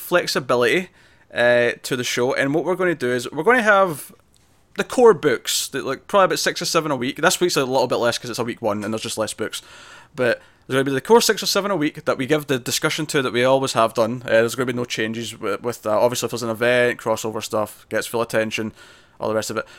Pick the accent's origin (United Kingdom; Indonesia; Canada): United Kingdom; Scotland; I'm Scottish